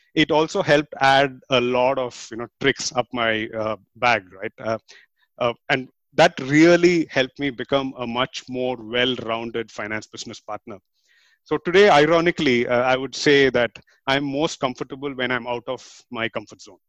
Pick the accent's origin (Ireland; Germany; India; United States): India; moved away as an adult; now in Singapore; I'm from India and I've been living in Singapore for the past 10 years